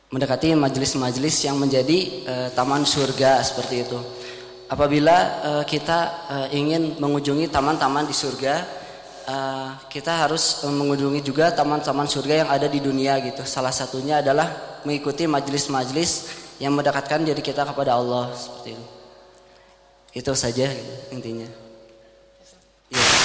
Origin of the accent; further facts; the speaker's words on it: Bandung, West Java, Indonesia; saya dari Bandung